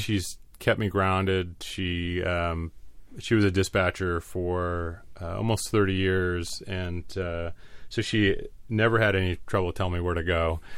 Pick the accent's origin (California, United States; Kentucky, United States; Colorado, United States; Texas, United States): California, United States; La Mesa; I was born and raised in La Mesa